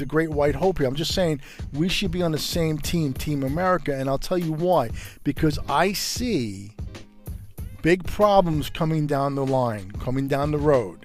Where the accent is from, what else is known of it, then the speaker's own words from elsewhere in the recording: New York City, New York, United States; Growing up in Brooklyn, New York, in the 60s, early 70s